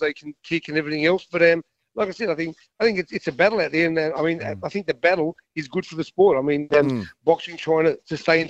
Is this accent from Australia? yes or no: yes; Australia; me being an Aussie